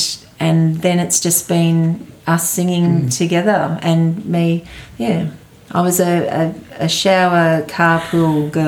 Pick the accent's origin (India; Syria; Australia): Australia; Gympie, Queensland; in front of my, you know, my hometown crowd and in place where I grew up and everything.